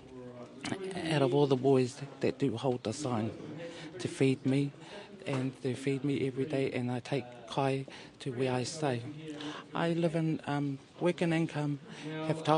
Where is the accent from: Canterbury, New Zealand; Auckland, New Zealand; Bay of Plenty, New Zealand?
Auckland, New Zealand; now in Wellington, New Zealand; I'm from South Auckland, Māngere